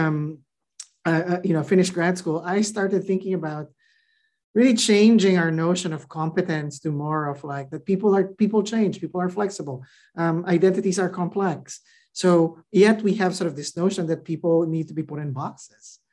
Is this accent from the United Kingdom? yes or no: no; Philippines; moved away as an adult; now in United States; I grew up in the Philippines. You know, I came here in my mid-20s to go to grad school.